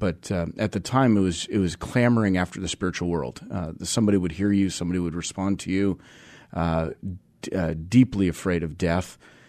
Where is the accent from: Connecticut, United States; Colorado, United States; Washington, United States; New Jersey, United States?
Washington, United States; Vashon; then my brother's on Vashon still. So we're still very connected to the island.